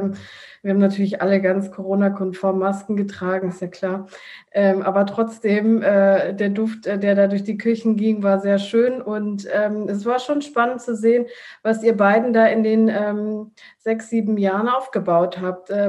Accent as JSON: {"language": "German", "country": "Italy", "said": "ich als Italienerin bin sowieso äh, Esserin"}